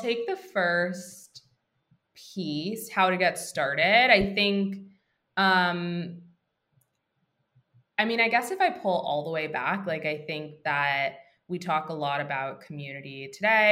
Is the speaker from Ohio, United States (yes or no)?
no; Maryland, United States; moved away as an adult; now in New York, United States; I'm from the DC area. I'm from Maryland originally, but I've been in New York for about 10 years now.